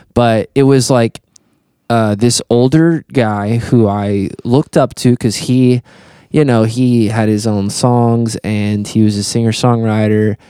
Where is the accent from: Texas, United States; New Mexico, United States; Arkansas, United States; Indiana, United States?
Indiana, United States; Fort Branch; we grew up in Fort Branch down the road